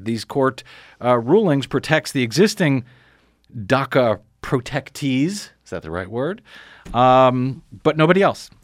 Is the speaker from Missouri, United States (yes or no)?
yes; Missouri, United States; now in Los Angeles, United States; I'm from Missouri